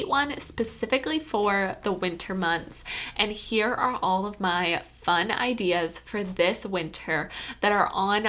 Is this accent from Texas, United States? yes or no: no; Kentucky, United States; I'm from Kentucky